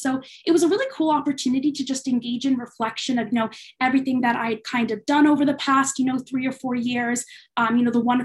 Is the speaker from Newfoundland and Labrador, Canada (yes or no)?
yes; St. John's, Newfoundland and Labrador, Canada; moved away as an adult; also born or lived in Kingston; I'm originally from St. John's, Newfoundland